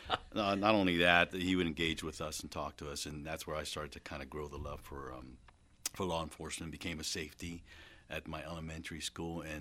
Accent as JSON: {"language": "English", "region": "New Jersey", "country": "United States", "tie": "born or raised there", "also_born_or_lived": "Brooklyn, New York / Bethlehem, Pennsylvania / Pleasantville, New Jersey / Florida", "moved": "as an adult", "lives_now": "Reading, United States"}